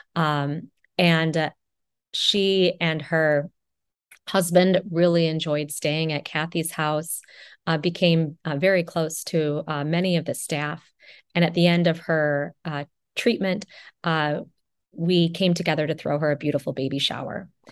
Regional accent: Janesville, Wisconsin, United States; I'm originally from Janesville, Wisconsin

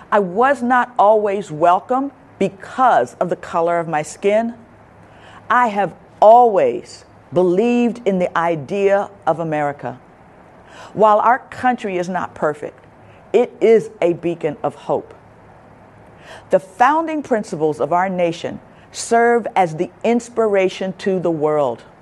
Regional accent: Chester, Pennsylvania, United States; moved away; I was born and raised in Chester, Pennsylvania, which is 20 minutes from Philadelphia

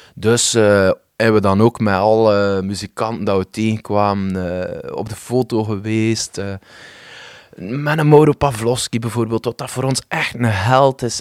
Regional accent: West Flanders, Belgium; als West-Vlaming

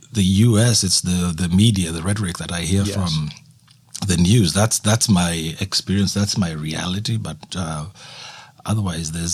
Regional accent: Kenya; moved away as an adult; also born or lived in Nairobi / Halifax, Canada; now in Esquimalt, Canada; growing up in Kenya

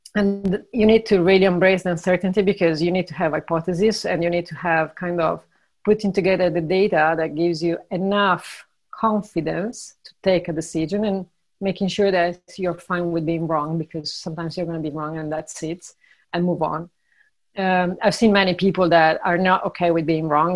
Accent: Italy; moved away; also born or lived in Ireland / Brazil / Argentina; I'm originally from Italy, but I lived in eight, seven different countries uh, plus Italy

